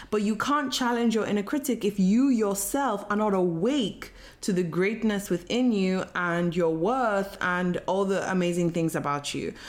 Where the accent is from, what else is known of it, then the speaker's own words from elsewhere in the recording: Nigeria; I was born and raised in Nigeria